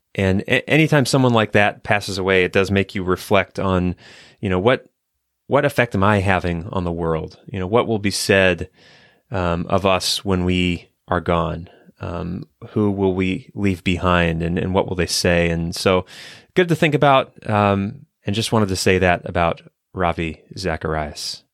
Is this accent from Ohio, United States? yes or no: yes; Ohio, United States; at the Ohio State University, actually, uh, my home state